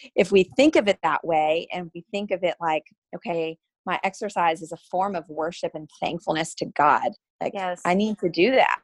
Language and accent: English; Asheville, North Carolina, United States; I grew up in Asheville, North Carolina